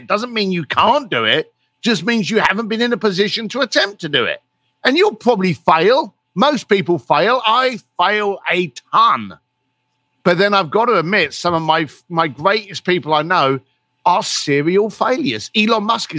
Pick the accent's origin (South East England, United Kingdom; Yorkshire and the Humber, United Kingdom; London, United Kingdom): London, United Kingdom; I was a bricklayer from East London, and I had no money